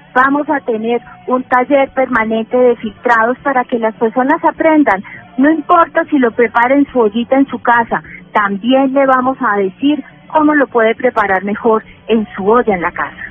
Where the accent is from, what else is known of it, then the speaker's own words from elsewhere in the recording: Manizales, Caldas, Colombia; mi tierra natal, en Manizales